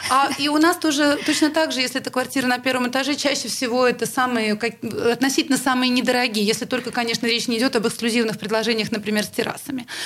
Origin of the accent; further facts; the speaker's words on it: Saint Petersburg, Russia; Но, понимаете, мы из Питера.